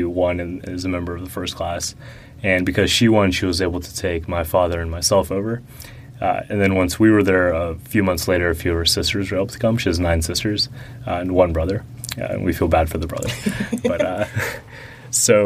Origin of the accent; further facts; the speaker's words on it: Atlanta, Georgia, United States; first language Russian; English is a second language; We were in Atlanta proper at first, and then we went to the suburbs